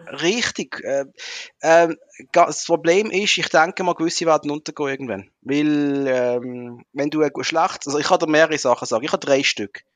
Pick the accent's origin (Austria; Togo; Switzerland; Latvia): Switzerland; Muttenz, Basel-Landschaft; im Ort, wo ich aufgewachsen bin, Muttens